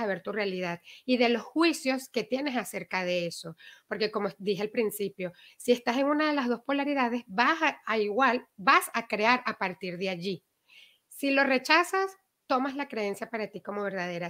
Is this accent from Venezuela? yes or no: yes; Venezuela; moved away; Nosotros que mm. venimos de Venezuela